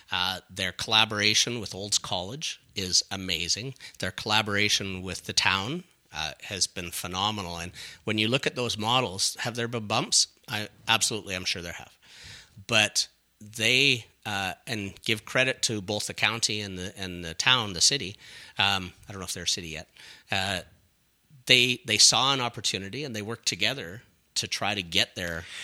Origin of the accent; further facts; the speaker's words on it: Scotland, United Kingdom; now in Canada; and again, being Scottish um, and pretty tight with money, it's still interesting to me that we have so many uh, small communities in Ontario that are saying no to retail